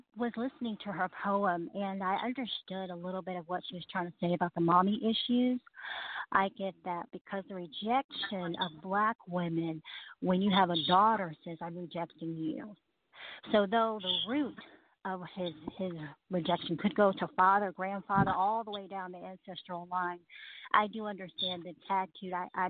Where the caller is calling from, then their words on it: Columbus, Georgia, United States; I am from Columbus, Georgia.